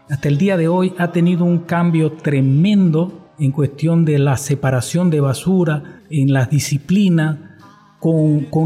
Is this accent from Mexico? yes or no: no; Bolivia; moved away as an adult; now in Japan; Eh, soy de Bolivia, por cierto, y vivo 25 años